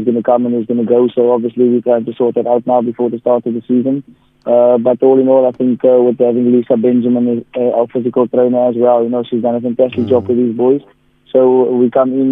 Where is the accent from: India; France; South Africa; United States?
South Africa; the Metro, Eastern Cape; We're all from the Metro. We've been here for a long time.